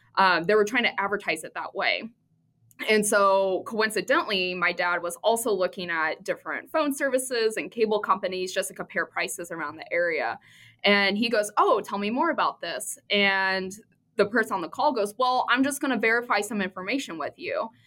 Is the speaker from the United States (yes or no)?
yes; Midwest, United States; I grew up in the Midwest